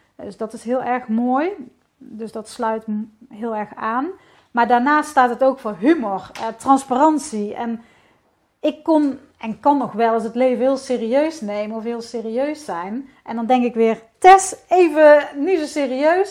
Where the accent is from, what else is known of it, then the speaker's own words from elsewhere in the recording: Netherlands; ik ben gewoon een Hollandse vrouw